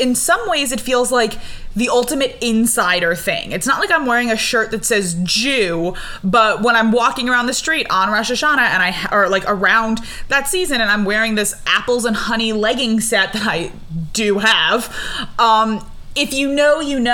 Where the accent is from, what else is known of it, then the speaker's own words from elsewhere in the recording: New York, United States; growing up in New York in the 90s, early 2000s